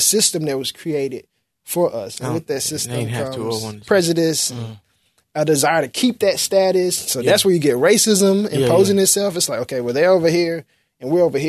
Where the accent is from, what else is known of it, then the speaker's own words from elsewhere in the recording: Memphis, Tennessee, United States; I was born in Memphis in Whitehaven, and I didn't have a black classmate for 12 years